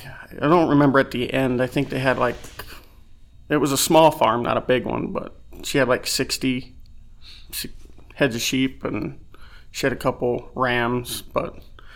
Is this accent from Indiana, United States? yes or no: no; Lakewood, Colorado, United States; I was born and raised in Colorado. Grew up in Lakewood, Wheat Ridge area. Went to Wheat Ridge High School.